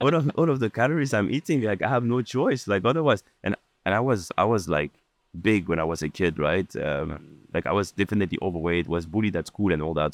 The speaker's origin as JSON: {"language": "English", "country": "France", "tie": "born or raised there", "also_born_or_lived": "Lebanon", "moved": "yes", "lives_now": "Dubai, United Arab Emirates", "said": "I was born in Lebanon, and I grew up in, in France"}